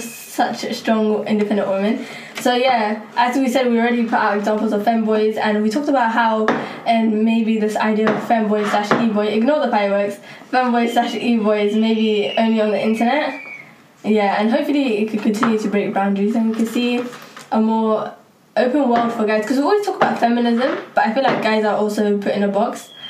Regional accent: Soho, London, United Kingdom; I'm from Soho, Black Lives Matter doesn't matter to me.

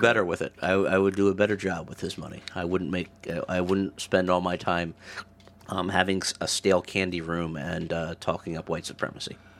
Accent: Maryland, United States; I'm from Maryland

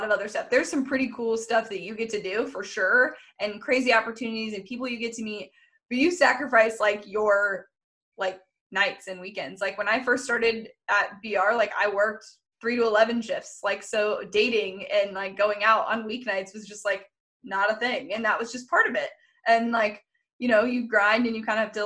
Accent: California, United States; I'm from California.

